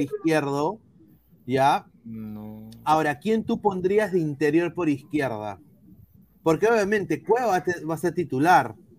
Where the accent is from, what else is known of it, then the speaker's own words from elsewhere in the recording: Peru; yo como peruano